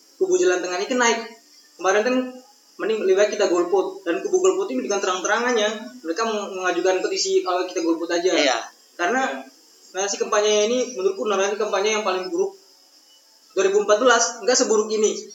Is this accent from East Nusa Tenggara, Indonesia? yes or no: yes; NTT, East Nusa Tenggara, Indonesia; aku orang NTT